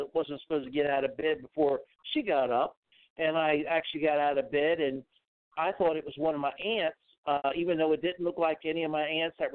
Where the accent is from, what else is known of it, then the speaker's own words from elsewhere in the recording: Maryland, United States; now in Florida, United States; I grew up in Maryland